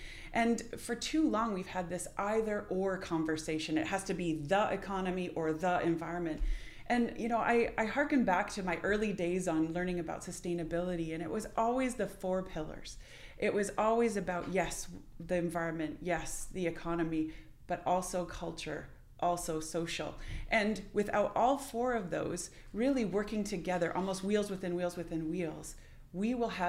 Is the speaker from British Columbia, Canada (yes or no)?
yes; British Columbia, Canada; That's something for us as British Columbians to pay attention to grieve.